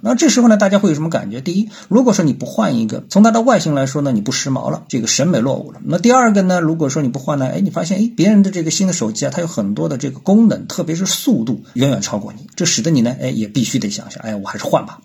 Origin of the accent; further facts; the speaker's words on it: China; 作为中国人